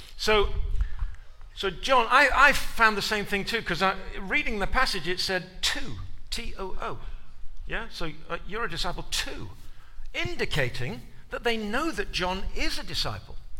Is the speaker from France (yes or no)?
no; England, United Kingdom; moved away as an adult; now in United States; being an Englishman in America when you first arrive.